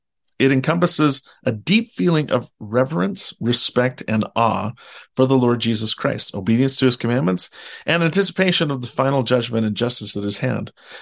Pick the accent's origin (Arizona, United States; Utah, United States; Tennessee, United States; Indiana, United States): Utah, United States; I grew up in Utah, and I live in Utah, and I only visit the ocean occasionally.